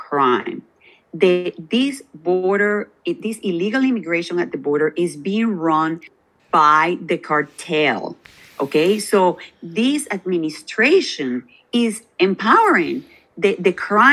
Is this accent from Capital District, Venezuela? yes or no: no; Maracaibo, Zulia, Venezuela; now in United States; I am from Maracaibo, the state of Zulia, which is also a border state